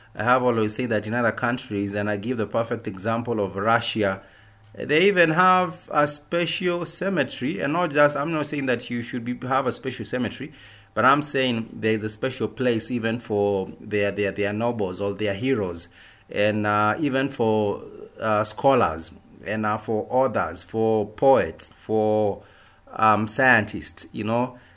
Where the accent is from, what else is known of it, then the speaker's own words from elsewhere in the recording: Kenya; us as a Kenyan people